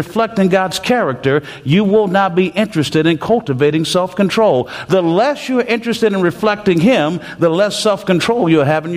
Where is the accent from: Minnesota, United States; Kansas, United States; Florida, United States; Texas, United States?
Texas, United States; I'm from Texas, and we have this Texas driving